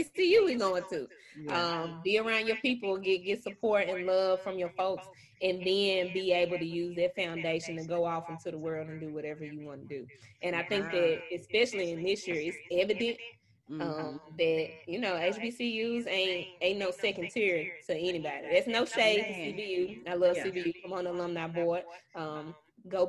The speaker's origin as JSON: {"language": "English", "town": "Memphis", "region": "Tennessee", "country": "United States", "tie": "born or raised there", "said": "have roots, have friends all across North Memphis neighborhood"}